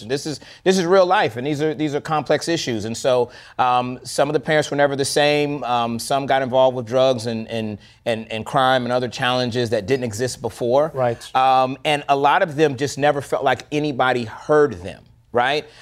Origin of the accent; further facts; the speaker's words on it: Florida, United States; now in Atlanta, United States; I was raised in the South, I grew up in Florida